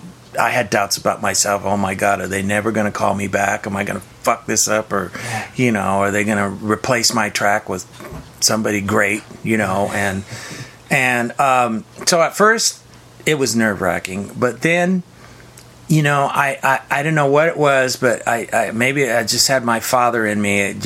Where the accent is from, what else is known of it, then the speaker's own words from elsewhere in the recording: Sacramento, California, United States; I grew up in Northern California, in South Sacramento, smallish town.